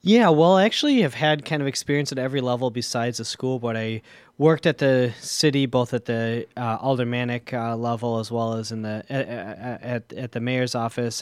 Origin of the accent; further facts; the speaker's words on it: Milwaukee, Wisconsin, United States; I'm born and raised in Milwaukee